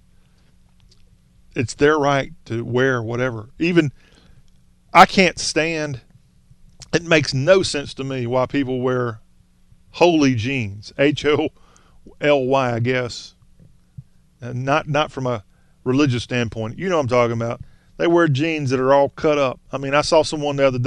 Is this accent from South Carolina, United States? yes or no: yes; South Carolina, United States; I'm from South Carolina